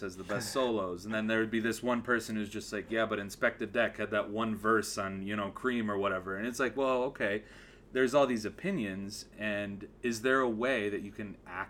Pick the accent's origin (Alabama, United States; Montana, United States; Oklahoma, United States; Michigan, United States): Michigan, United States; Southwest; I'm from Southwest Michigan